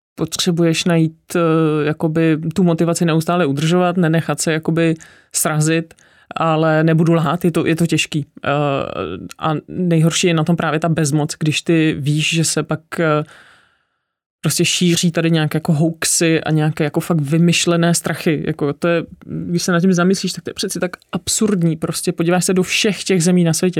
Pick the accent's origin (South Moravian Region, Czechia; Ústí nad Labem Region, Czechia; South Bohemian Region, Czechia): Ústí nad Labem Region, Czechia; Ústí nad Labem; now in Prague, Czechia; Já jsem původně z Ústí nad Labem, takže takový severský uhelný husákovo dítě